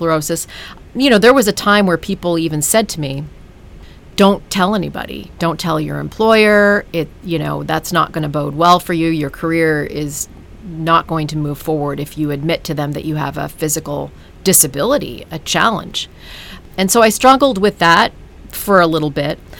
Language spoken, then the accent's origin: English; Ottawa, Ontario, Canada; moved away as an adult; also born or lived in New York City; I'm a kid from Ottawa, Canada